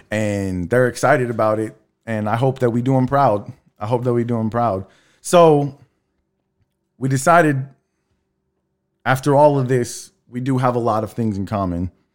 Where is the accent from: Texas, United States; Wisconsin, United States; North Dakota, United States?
Texas, United States; Texas City; also born or lived in La Marque, Texas; I grew up in Texas City, Lamarck.